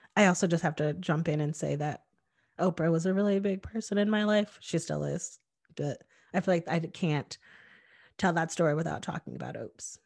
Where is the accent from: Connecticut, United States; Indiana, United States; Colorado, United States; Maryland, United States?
Connecticut, United States; Hamden; I grew up in Connecticut, um, in a very diverse place. I lived in Hamden, which was in New Haven County